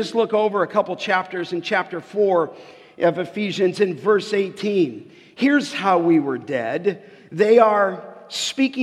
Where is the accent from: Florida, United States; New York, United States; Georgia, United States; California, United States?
California, United States; Los Angeles; I grew up in Canoga Park and just grew up in a little street called Remy. And that's where I grew up, on the west end of the San Fernando Valley